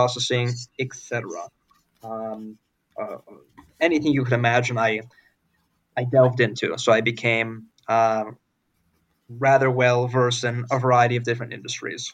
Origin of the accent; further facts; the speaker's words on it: Los Angeles, California, United States; moved away as an adult; also born or lived in Boston; I'm from Los Angeles, went to university in Boston